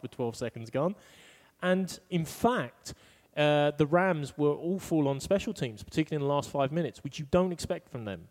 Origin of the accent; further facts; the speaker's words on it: Ireland; I'm an Irish NFL fan. I don't live in America